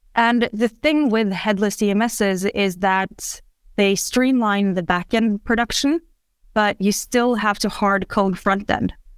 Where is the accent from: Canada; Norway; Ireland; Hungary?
Norway; also born or lived in Oslo; I'm from Norway.